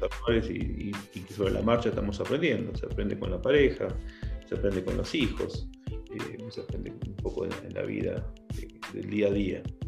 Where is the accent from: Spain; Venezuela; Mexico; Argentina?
Argentina; moved away as an adult; also born or lived in Colombia; now in Ecuador; salí, digamos, de Argentina a los 23 años. Viví 6 años en Colombia trabajando por una empresa constructora y después esa empresa constructora me pasó aquí a Ecuador.